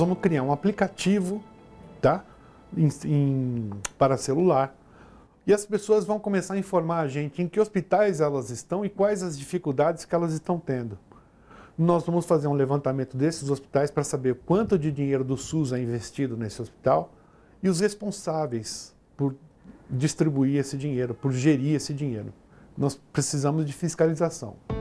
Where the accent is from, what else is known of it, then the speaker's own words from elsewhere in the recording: Brazil; moved away as an adult; also born or lived in Europe; eu era só brasileiro